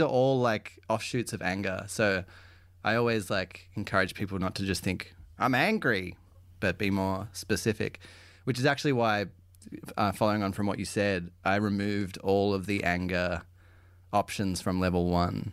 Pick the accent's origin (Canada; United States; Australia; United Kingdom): Australia